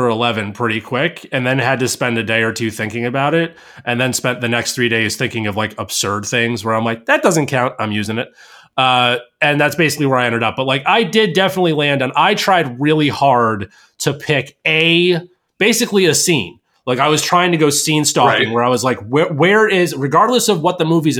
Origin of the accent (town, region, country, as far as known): Albany, New York, United States; born or raised there